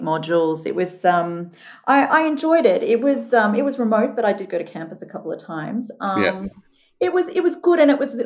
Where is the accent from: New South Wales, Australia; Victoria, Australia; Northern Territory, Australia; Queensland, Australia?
Queensland, Australia; moved away as an adult; also born or lived in United Kingdom; I grew up in Queensland